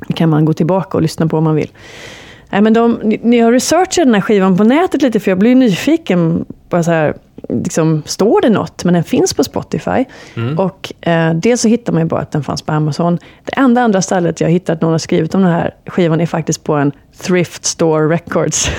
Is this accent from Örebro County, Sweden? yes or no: no; Gothenburg, Västra Götaland, Sweden; Jag är från Göteborg